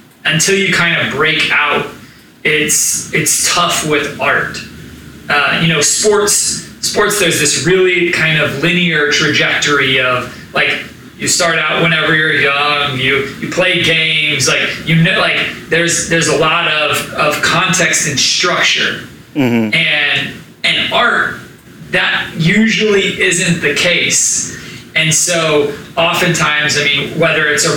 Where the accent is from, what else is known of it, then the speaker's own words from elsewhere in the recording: Tulsa, Oklahoma, United States; growing up in Tulsa, Oklahoma